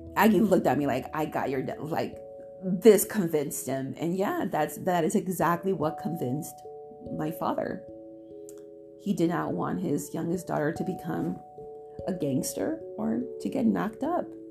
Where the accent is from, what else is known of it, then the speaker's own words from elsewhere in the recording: Chino, California, United States; my hometown in Chino